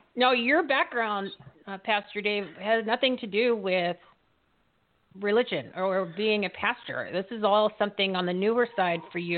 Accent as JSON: {"language": "English", "region": "New Jersey", "country": "United States", "moved": "yes", "lives_now": "Arizona, United States", "said": "here in Arizona, I'm originally from New Jersey"}